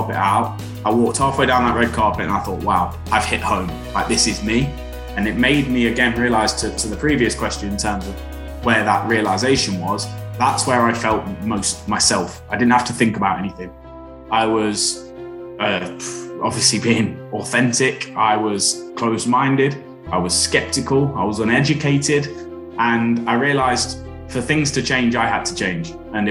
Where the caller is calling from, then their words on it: Leicestershire, East Midlands, United Kingdom; I'm calling from Leicestershire in the East Midlands.